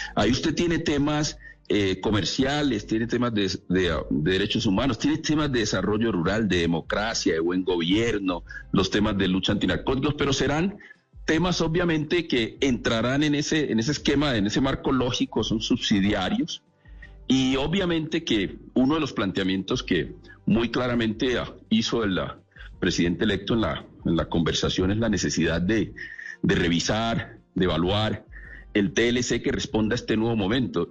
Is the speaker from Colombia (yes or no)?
yes; Chocó, Colombia; la región de donde vengo, del Chocó